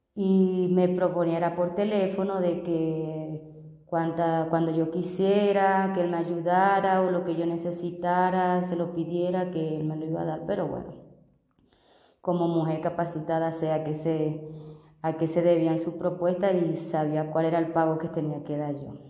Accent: Venezuela; moved away as an adult; also born or lived in Barranquilla, Colombia; now in Bogotá, Colombia; soy venezolana, tengo 34 años de edad

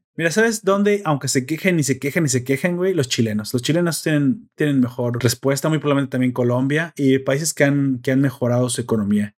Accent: Mexico

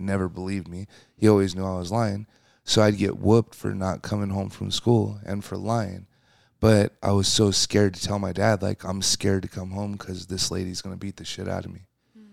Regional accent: Seattle, Washington, United States; coming in the world, you know, in Seattle, it's a rainy place

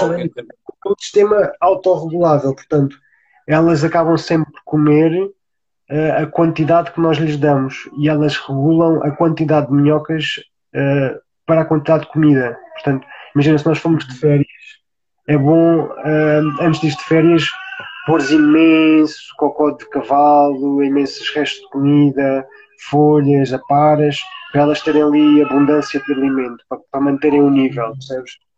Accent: Beja, Alentejo, Portugal; moved away as an adult; also born or lived in Lisbon; eu nasci em Beja, sou lentejano, eh, toda a minha família é lentejana

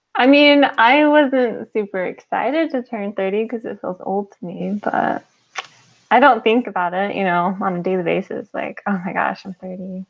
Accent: New Mexico, United States; moved away as an adult; also born or lived in Houston / Utah; I'm from New Mexico

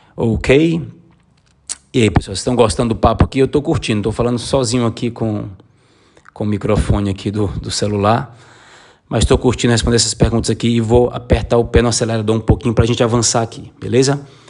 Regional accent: Brazil; moved away as an adult; also born or lived in Sarajevo, Bosnia; now in Lisbon, Portugal; eu já saí do Brasil porque a minha vida lá estava monótona

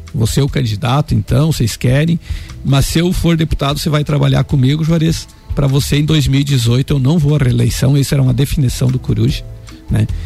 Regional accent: Anita Garibaldi, Santa Catarina, Brazil; lá no Rosário, em Anitta Garibaldi, é onde eu nasci

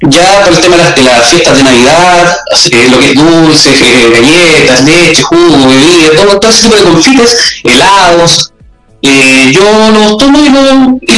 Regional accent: Santiago, Santiago Metropolitan Region, Chile; moved away as an adult; now in Quilpué, Chile; Yo nací en Santiago, en San Miguel, en el barrio Lugo, ahí por ahí por el año 76.

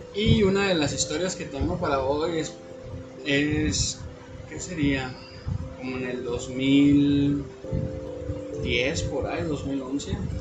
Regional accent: northern Mexico, Mexico; como típico norteño

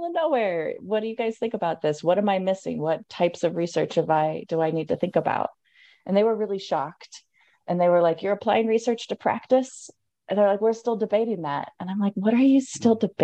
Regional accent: Wyoming, United States; a Wyoming girl, which is really, guys, the middle of nowhere

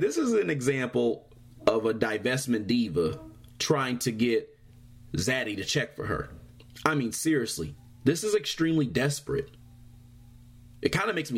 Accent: Michigan, United States; my home state

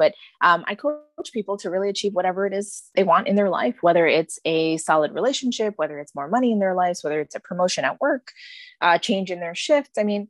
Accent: India; I'm Indian. I grew up in a traditional Indian Tamil household.

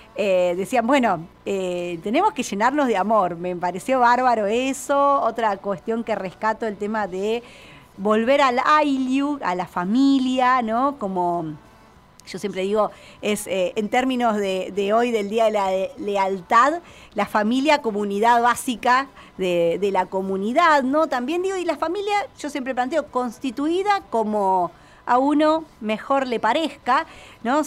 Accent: Argentina; en nuestro país

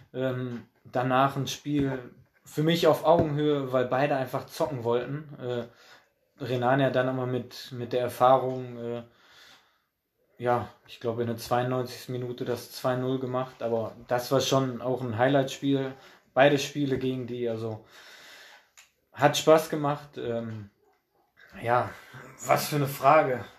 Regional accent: Oberhausen, North Rhine-Westphalia, Germany; weil Altstein ist halt auch mein Heimatverein. Äh, da bin ich groß geworden auf, auf der Asche und äh, ja, Oberhausen halt auch

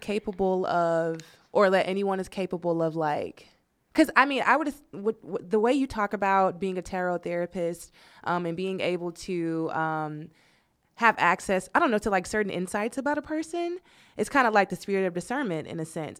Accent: the South, United States; I'm from the South

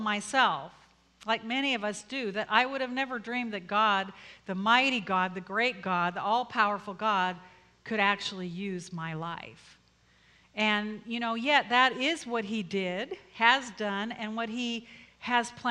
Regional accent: Colorado, United States; moved away as an adult; also born or lived in Philippines; I'm from Colorado

